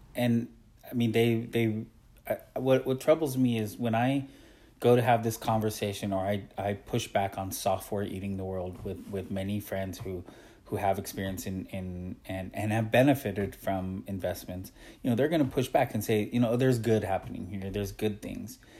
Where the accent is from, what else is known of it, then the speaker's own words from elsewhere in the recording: Oregon, United States; where I grew up in Oregon